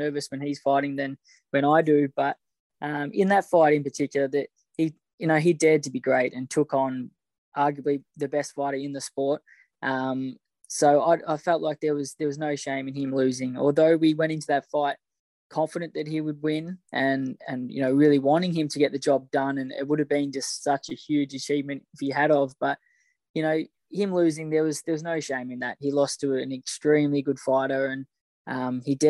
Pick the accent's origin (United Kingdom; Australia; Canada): Australia; Growing up in Australia